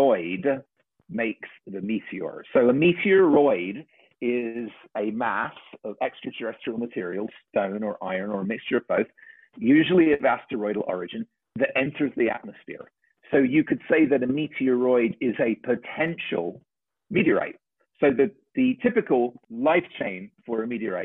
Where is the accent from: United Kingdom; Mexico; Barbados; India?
United Kingdom; England; the kids that I grew up with in England